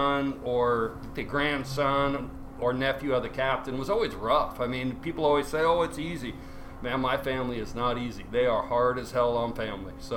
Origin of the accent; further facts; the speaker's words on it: Seattle, Washington, United States; I was born in Seattle. I grew up there